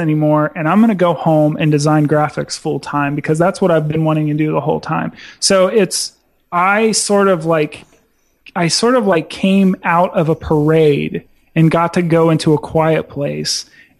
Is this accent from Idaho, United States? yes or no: no; Dayton, Ohio, United States; I'm from Dayton, Ohio, man. Like, we're a manufacturing town.